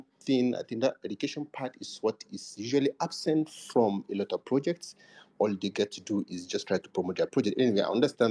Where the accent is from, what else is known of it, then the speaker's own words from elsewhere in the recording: Nigeria; I'm from Nigeria